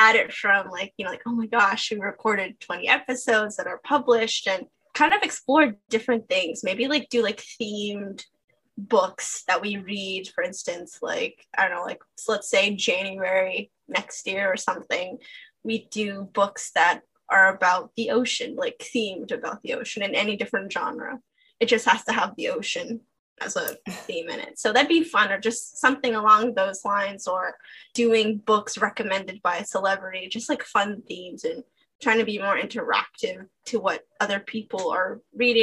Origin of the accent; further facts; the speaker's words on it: United States; I'm obviously American